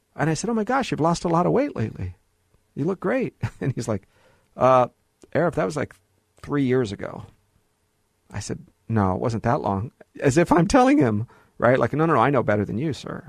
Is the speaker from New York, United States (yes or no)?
no; Los Angeles, California, United States; also born or lived in Hollywood, California; I was born in Hollywood, right? Grew up in the Valley